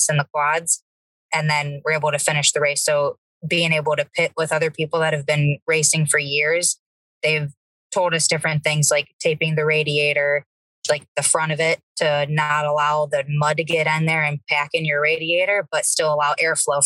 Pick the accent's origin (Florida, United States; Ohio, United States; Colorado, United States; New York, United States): Ohio, United States; I am from Ohio